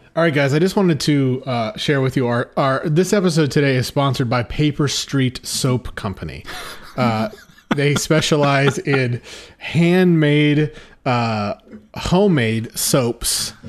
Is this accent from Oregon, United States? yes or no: yes; Oregon, United States; filmed in my home state of Oregon. um, where we're broadcasting from you, from right now to you